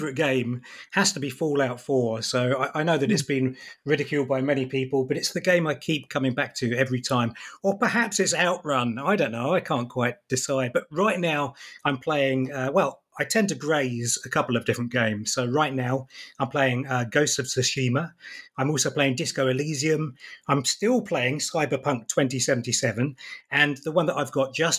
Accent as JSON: {"language": "English", "country": "United Kingdom", "tie": "born or raised there", "said": "I grew up in the British seaside"}